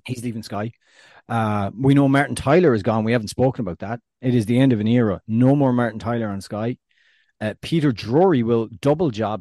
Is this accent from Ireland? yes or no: yes; Ireland